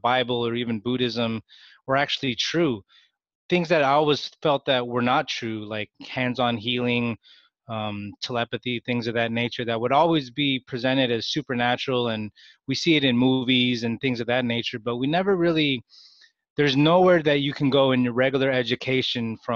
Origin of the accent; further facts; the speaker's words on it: Bay Area, California, United States; I was born and raised in the Bay Area.